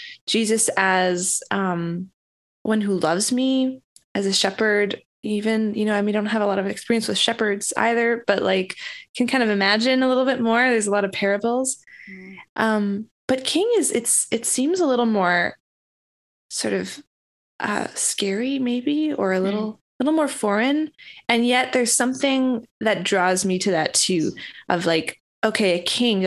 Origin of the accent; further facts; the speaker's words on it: Canada; I'm from Canada